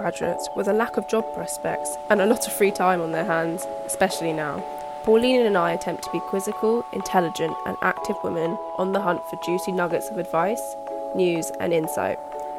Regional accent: United Kingdom; I just say British

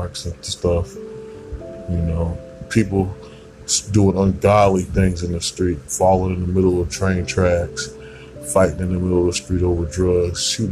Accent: United States; we as American people

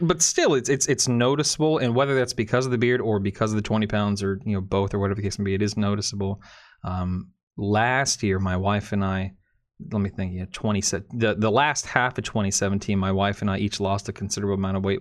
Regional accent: Florida, United States; born and raised in Florida.

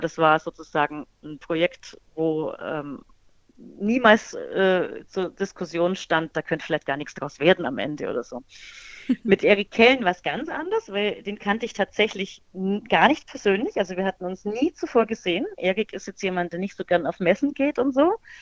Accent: Bavaria, Germany; Also ich komme ja aus Bayern und da feiert man so richtig exzessiv Fasching

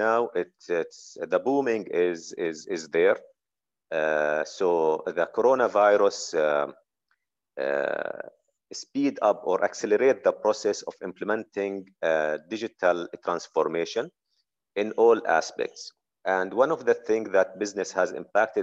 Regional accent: Jordan; I'm originally from Jordan

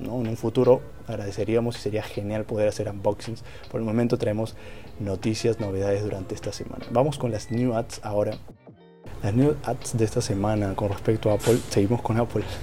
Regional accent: Peru; Yo soy de Perú

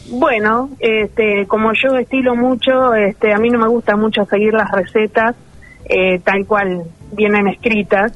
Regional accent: San Martín, Argentina; en San Martín, mi pueblo

